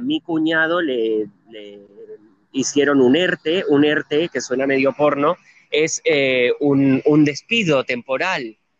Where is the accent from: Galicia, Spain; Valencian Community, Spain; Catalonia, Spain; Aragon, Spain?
Catalonia, Spain; moved away as an adult; now in Buenos Aires, Argentina; yo soy independentista catalán